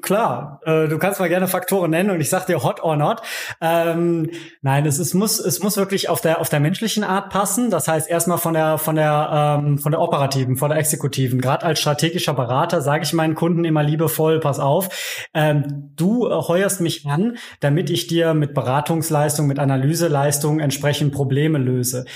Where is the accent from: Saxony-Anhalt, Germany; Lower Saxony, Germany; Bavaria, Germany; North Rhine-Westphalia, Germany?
North Rhine-Westphalia, Germany; Cologne; gebürtiger Kölner